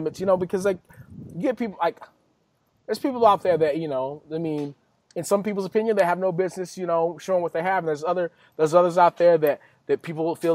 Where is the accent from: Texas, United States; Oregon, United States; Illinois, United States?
Texas, United States; West; I'm from West Texas.